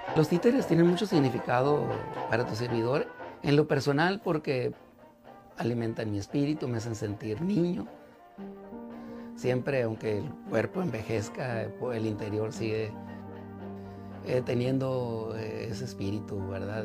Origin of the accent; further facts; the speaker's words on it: El Encinal, Sonora, Mexico; allá en mi, en mi pueblo